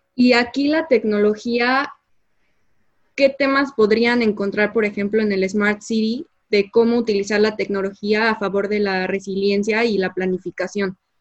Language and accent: Spanish; Mexico; como mexicanos, ¿tú a qué crees que nos estamos enfrentando?